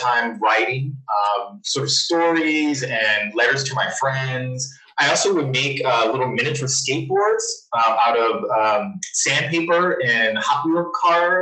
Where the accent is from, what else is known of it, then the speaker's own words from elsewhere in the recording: Philadelphia, Pennsylvania, United States; also born or lived in Lafayette, Louisiana; I grew up in Philadelphia.